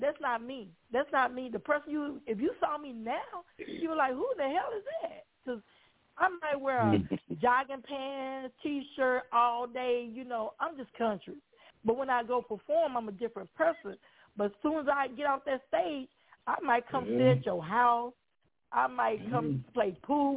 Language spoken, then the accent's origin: English; Louisiana, United States; I'm from a small town called Negrete, Louisiana, population of 75 people.